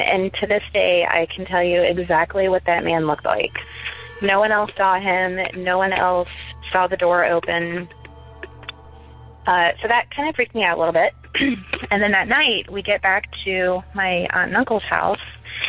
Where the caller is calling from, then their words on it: Ocala, Florida, United States; I'm calling from Ocala, Florida